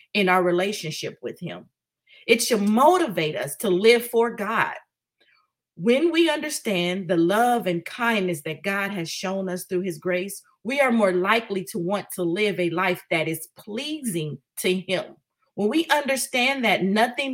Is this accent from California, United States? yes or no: yes; Oakland, California, United States; growing up in East Oakland